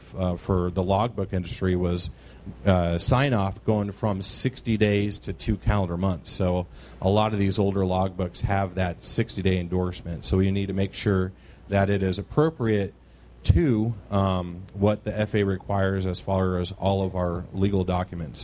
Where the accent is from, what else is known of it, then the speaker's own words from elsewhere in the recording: Quincy, Illinois, United States; I am from Quincy, Illinois